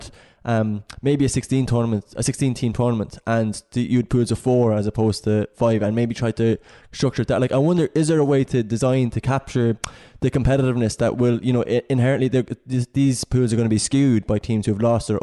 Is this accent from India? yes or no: no; Ireland